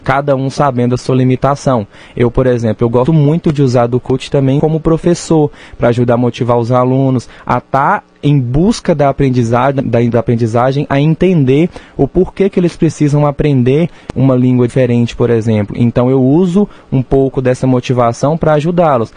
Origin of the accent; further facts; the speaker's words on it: Janaúba, northern Minas Gerais, Brazil; now in Rio Paranaíba, Brazil; eu sou de Jaúba, norte de Minas